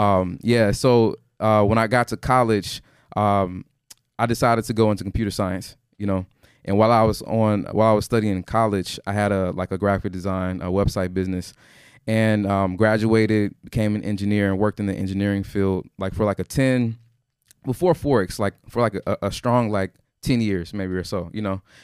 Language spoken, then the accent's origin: English; Houston, Texas, United States; I'm from Houston